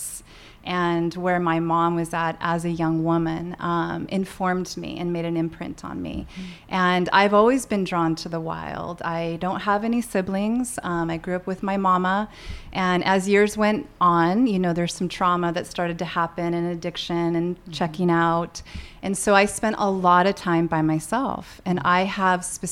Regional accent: San Clemente, California, United States; moved away as an adult; also born or lived in Maui, Hawaii; now in San Luis Obispo County, United States; I grew up down in Orange County in a beautiful little town, what was a little town, beach town called San Clemente

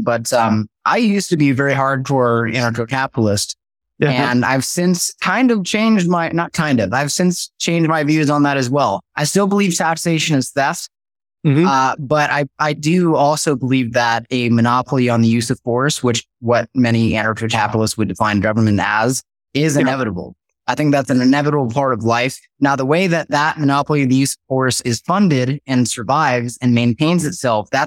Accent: California, United States; I grew up actually in one of the worst states in America, in my opinion, which is California

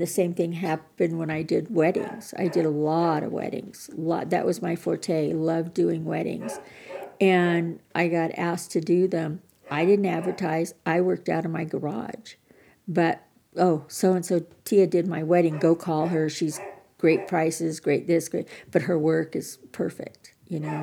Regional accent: Montana, United States; I'm from Montana, and being here in Colorado

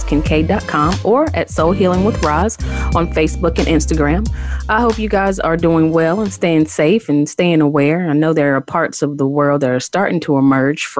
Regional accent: Morganton, North Carolina, United States; my hometown of Morganton, North Carolina

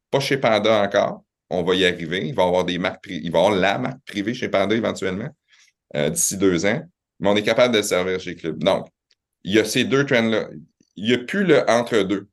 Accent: Quebec City, Quebec, Canada; also born or lived in Laval / Montreal; je suis né à Laval, euh, mes parents viennent de Montréal, ça a déménagé à Québec, j'avais trois ans

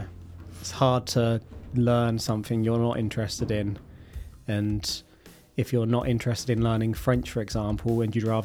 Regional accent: England, United Kingdom; I am English.

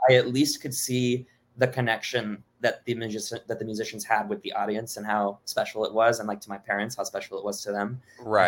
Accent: Miami, Florida, United States; also born or lived in Boston / Oklahoma City; I, I grew up in Miami

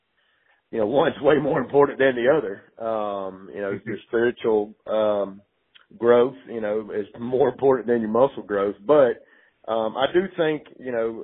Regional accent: Greenwood, South Carolina, United States; moved away as an adult; also born or lived in Clemson, South Carolina; I was born and raised in Greenwood, South Carolina

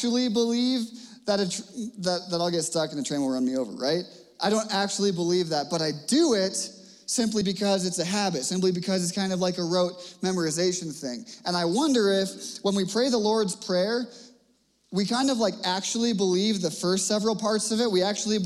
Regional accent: Cape Cod, Massachusetts, United States; now in Littleton, United States; When I was growing up on Cape Cod

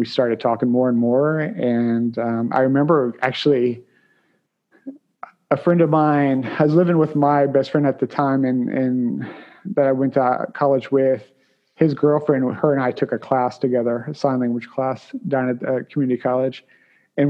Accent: Williamsburg, Virginia, United States; I grew up here in Williamsburg

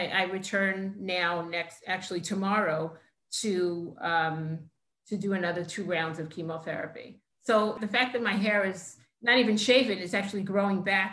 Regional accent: New York City, New York, United States; I grew up in Queens, New York, in Kew Garden Hills

